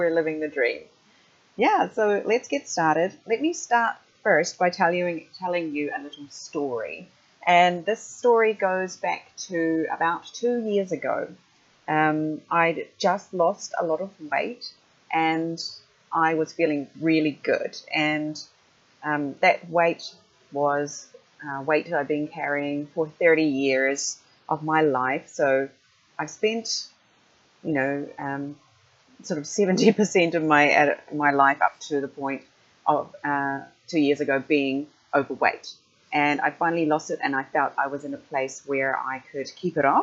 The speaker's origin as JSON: {"language": "English", "country": "New Zealand", "also_born_or_lived": "Japan", "moved": "as an adult", "said": "go back to New Zealand"}